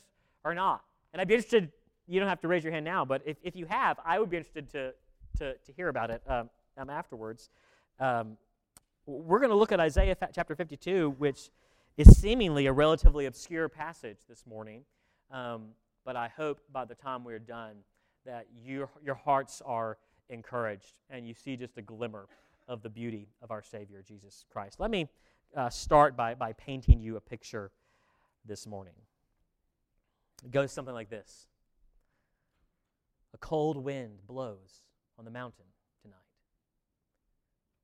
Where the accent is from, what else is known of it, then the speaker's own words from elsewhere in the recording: Virginia, United States; I'm an East Coast elitist and I come from Virginia